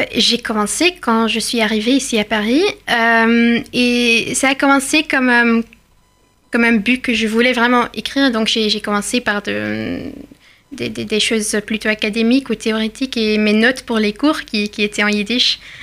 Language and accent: French; Belgium; moved away; venant de, la Belgique, un côté de ma famille est venu du Maroc et l'autre côté est, belge depuis des années et des années